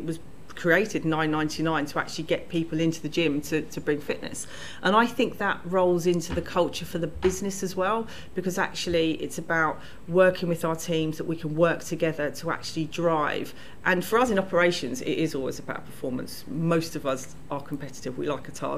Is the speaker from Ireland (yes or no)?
no; London, United Kingdom; I grew up in South London.